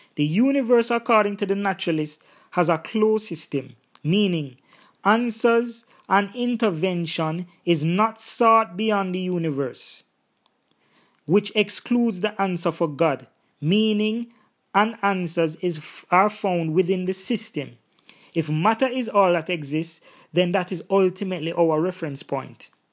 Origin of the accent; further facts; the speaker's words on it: Jamaica; In my own cultural context and background, 'cause I'm Jamaican, there is Rastafarianism